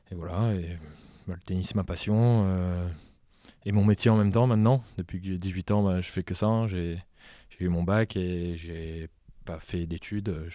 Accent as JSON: {"language": "French", "region": "Réunion", "country": "France", "said": "je viens de la Réunion, j'ai appris à jouer au tennis là-bas"}